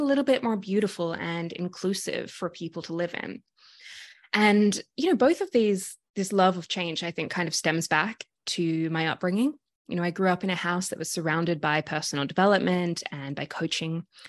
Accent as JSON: {"language": "English", "town": "Sydney", "region": "New South Wales", "country": "Australia", "moved": "yes", "lives_now": "Toronto, Canada", "said": "if you can hear my accent, I'm originally from Sydney, Australia"}